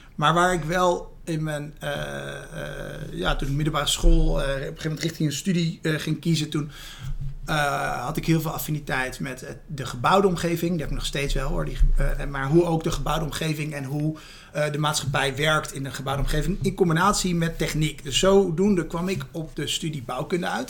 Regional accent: Rotterdam, South Holland, Netherlands; mijn wortels hier in Rotterdam liggen.

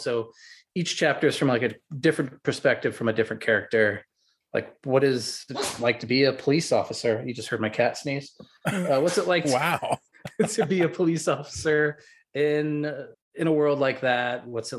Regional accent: Midwest, United States; I'm from the Midwest. I was raised Catholic many years ago

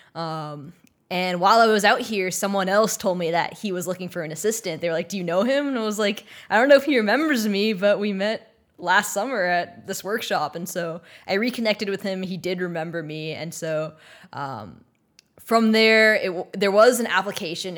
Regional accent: Texas, United States; moved away as an adult; also born or lived in Maryland; now in Los Angeles, United States; I'm from Texas

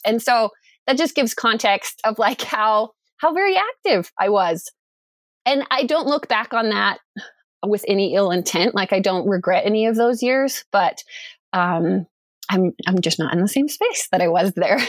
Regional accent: Durango, Colorado, United States; moved away as an adult; also born or lived in Idaho; I was born and raised in Durango, Colorado.

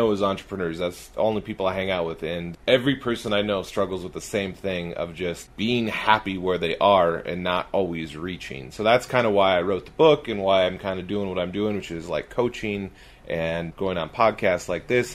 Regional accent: California, United States; also born or lived in Wisconsin; now in Utah, United States; I grew up in California.

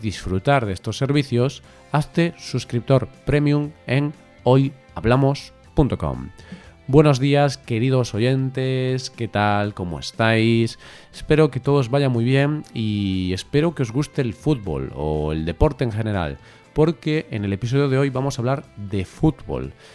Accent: Vigo, Galicia, Spain; el Celta, pues, es mi ciudad y mi familia, todas del Celta

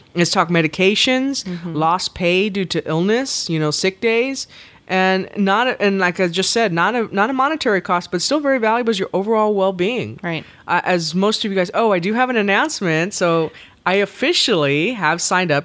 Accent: the South, United States; I'm from the South

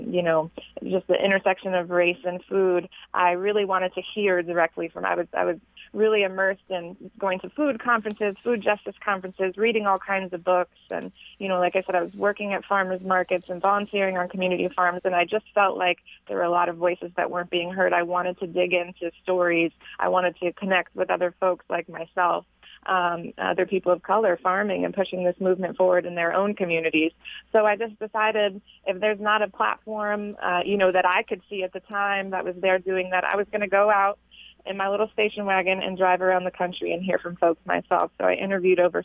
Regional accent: South Florida, United States; also born or lived in Newark, New Jersey; I was born in Newark, New Jersey. I was raised in metropolitan South Florida.

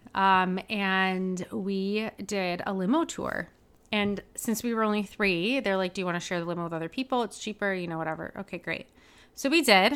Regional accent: Detroit, Michigan, United States; moved away as an adult; also born or lived in Ohio; now in Milwaukee, United States; I'm from the Detroit area, but I'm actually moving to Milwaukee.

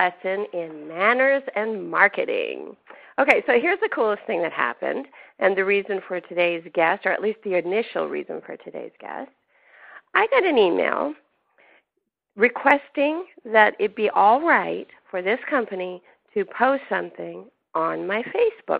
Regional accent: Canada; moved away; I grew up in Canada

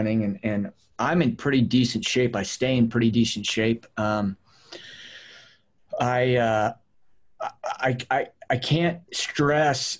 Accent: Las Cruces, New Mexico, United States; moved away as an adult; now in Colorado, United States; I was born in Las Cruces, New Mexico, born and raised there

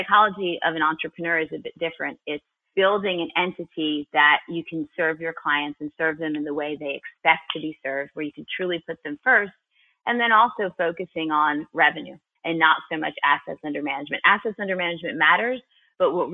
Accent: New Jersey, United States; moved away as an adult; now in Savannah, United States; I am originally from New Jersey, hence no sweet Southern accent. But I have been down south in Savannah, Georgia for over 25 years

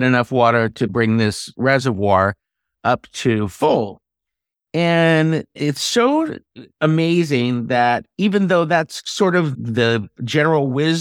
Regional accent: California, United States; I am a Californian, I have a California address as well

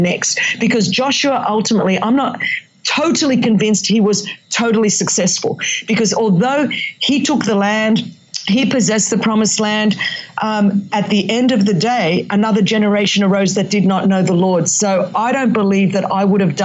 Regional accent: Australia; accent: Australian; first language Greek; English is a second language; it's my Australian accent, but you know, it's, but I do speak, Greek is my first language.

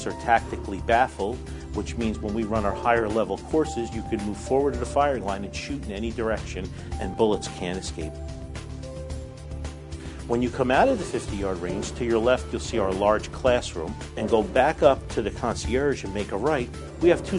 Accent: Newark, New Jersey, United States; I grew up in Newark, inner city

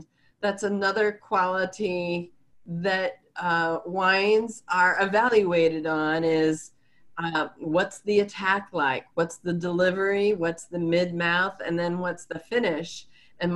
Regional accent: Chicago, Illinois, United States; now in San Francisco Bay Area, United States; I'm a transplant from the Chicago area. So we did not have microclimates in the Chicago area

